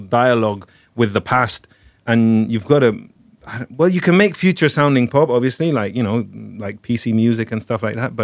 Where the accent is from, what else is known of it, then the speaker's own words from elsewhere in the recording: Torremolinos, Andalusia, Spain; now in Barcelona, Spain; I'm from Torremolinos, which boasts one of the first gay disco bar areas in Spain